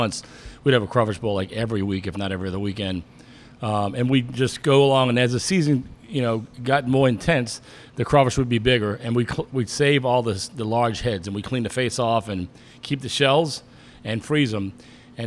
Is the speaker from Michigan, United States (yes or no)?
no; New Orleans, Louisiana, United States; now in Atlanta, United States; growing up in New Orleans, as you can tell from my accent, one of five